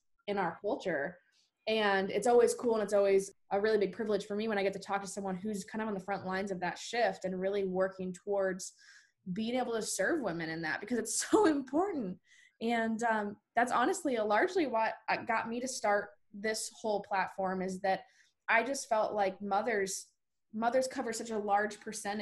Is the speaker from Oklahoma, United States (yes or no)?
no; Arizona, United States; now in Nashville, United States; I'm from Arizona myself.